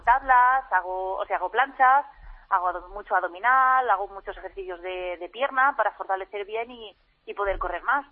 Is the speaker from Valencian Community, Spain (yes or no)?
yes; Novelda, Valencian Community, Spain; yo soy de Novelda, entonces ah. voy a la pista de atletismo de aquí, de, de Novelda